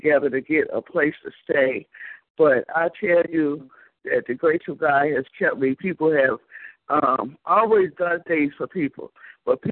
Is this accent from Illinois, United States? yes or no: yes; Chicago, Illinois, United States; now in Alabama, United States; I'm from Chicago, but I live in Alabama.